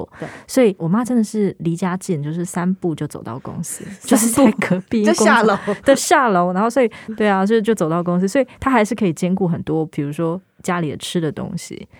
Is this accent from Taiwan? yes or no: no; Hong Kong; 吊片是一种干鱿鱼，然后我们香港人都叫吊片嘛，所以吊片。